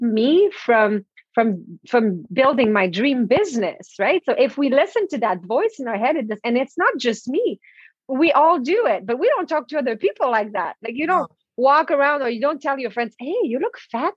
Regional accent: Canada; first language French; English is a second language; moved away as an adult; also born or lived in Toronto; I'm French Canadian, right? So English is my second language.

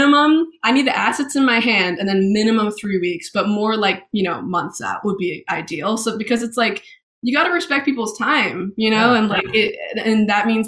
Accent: Maine, United States; also born or lived in Boston / London / Oxford; I was born in Boston, moved to Maine when I was a little kid, and then spent my first grade in London, moved back to Maine

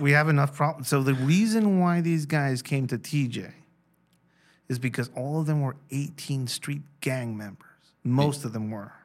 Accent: Mexico; I'm from Mexico

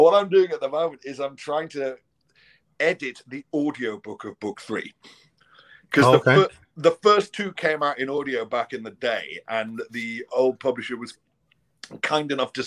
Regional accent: Liverpool, North West England, United Kingdom; now in London, United Kingdom; I'm from, born and raised in Liverpool. And I currently live in London. I'm kind of ethnically Scottish

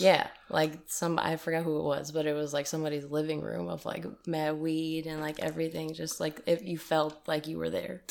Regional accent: East Side, New York, United States; now in Detroit, United States; I'm from, uh, the New York and East Side

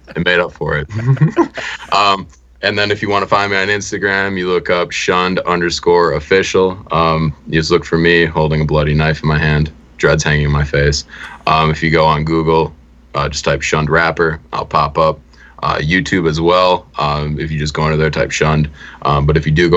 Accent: Milwaukee, Wisconsin, United States; we grew up in Milwaukee, and we were the only white people in the entire area

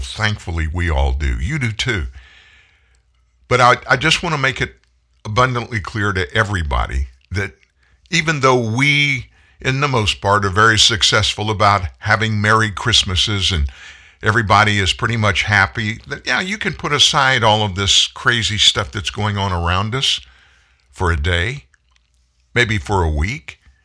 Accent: United States; I was born in the United States, that I'm a United States citizen

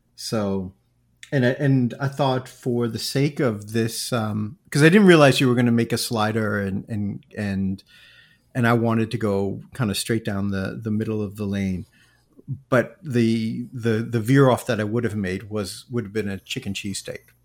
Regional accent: New York area, United States; moved away as an adult; also born or lived in Japan / Asia; I grew up also in the New York area

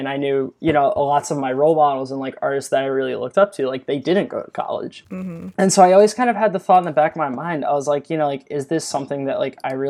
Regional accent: Eastern Shore of Maryland, United States; moved away; also born or lived in Baltimore area; I'm actually from the Eastern Shore of Maryland, which, if you're familiar with the area, it's very rural

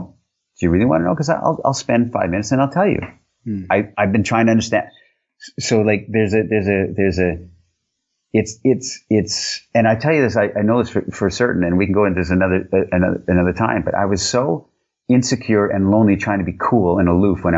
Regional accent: Canada; now in Europe; I'm Canadian. I live in Europe

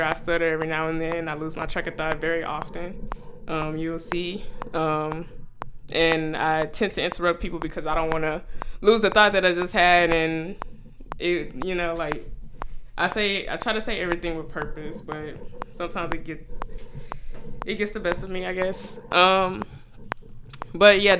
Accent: Houston, Texas, United States; now in Austin, United States; I'm originally from Houston, but I'm living out in ATX right now

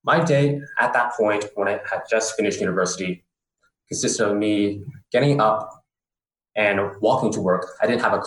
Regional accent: San Francisco, California, United States; moved away as an adult; also born or lived in Bangkok, Thailand; I'm originally from San Francisco, California

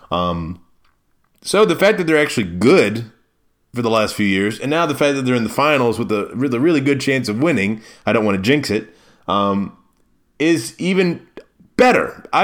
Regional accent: Maryland, United States; now in Milwaukee, United States; See, I came from the East Coast, right? I came from Maryland, and when you're in Maryland, you have the Bay and you have the Atlantic Ocean.

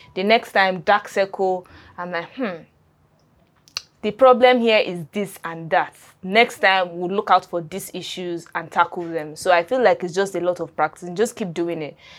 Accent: Adamawa, Nigeria; I'm from Adamawa State

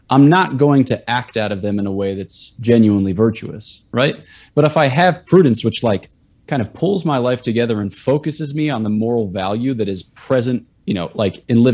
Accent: East Coast, United States; I'm from the East Coast

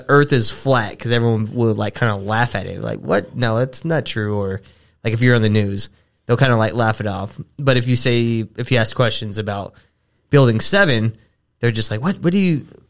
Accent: Texas, United States; I'm from Texas.

